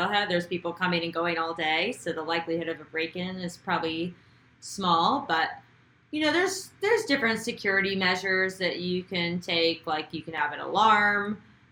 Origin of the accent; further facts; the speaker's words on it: Idaho, United States; I grew up in Idaho